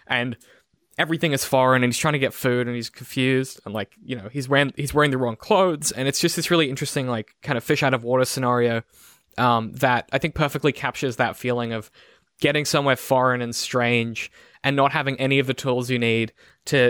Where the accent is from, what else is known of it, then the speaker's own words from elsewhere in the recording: Brisbane, Queensland, Australia; I grew up in Brisbane